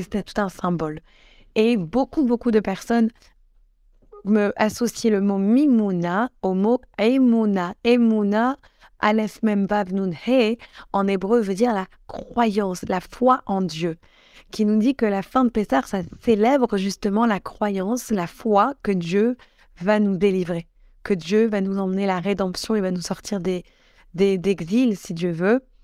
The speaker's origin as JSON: {"language": "French", "town": "Grenoble", "region": "Auvergne-Rhône-Alpes", "country": "France", "said": "je viens de Grenoble"}